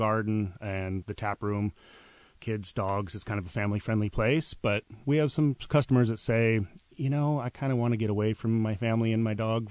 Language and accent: English; Coeur d'Alene, Idaho, United States; moved away as an adult; also born or lived in Iowa; now in Seattle, United States; I was born in Iowa, but moved to Coeur d'Alene, Idaho when I was about 9 or 10